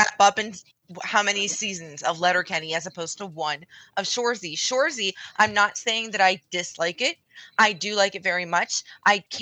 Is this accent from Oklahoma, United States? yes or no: no; West Virginia, United States; also born or lived in Ohio; I'm from the States. I'm from West fucking Virginia, Ohio